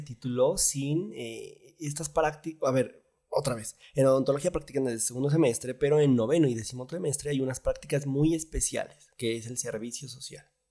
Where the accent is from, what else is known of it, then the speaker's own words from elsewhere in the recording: Zacatecas, Mexico; el Zacatecano es amable, eh, es, buena onda, es buen pedo, pero de pronto somos muy serios